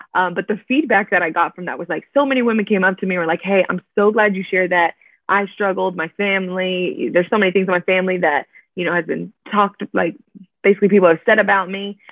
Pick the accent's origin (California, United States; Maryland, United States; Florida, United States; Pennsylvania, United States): Florida, United States; Miami; moved away as an adult; now in Orlando, United States; I was born and raised in Miami, Florida, now living in Orlando